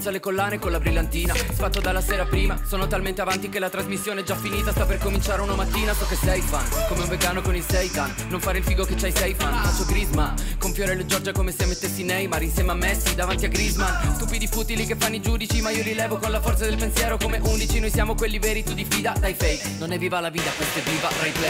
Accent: Rome, Lazio, Italy; sono cose che noi che siamo di Roma Nord abbiamo sempre fatto

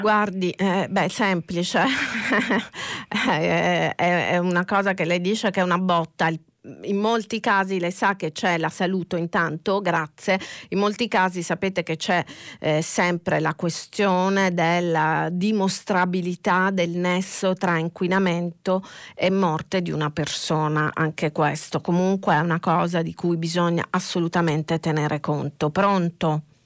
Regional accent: Catania, Sicily, Italy; lo dico da catanese

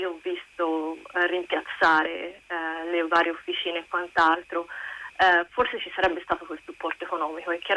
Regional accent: Florence, Tuscany, Italy; moved away as an adult; now in Melbourne, Australia; io parlo da Fiorentina, io non, non, vivo più a Firenze da dieci anni

